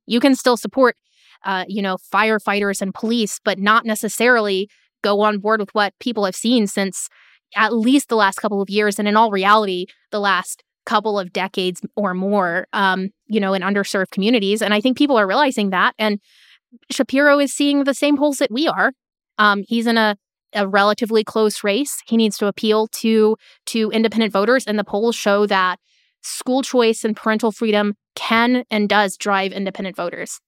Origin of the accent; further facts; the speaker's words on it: Florida, United States; my home state of Florida